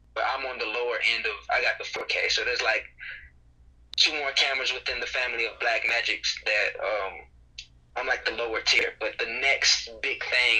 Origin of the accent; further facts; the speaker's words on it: High Point, North Carolina, United States; High Point, North Carolina.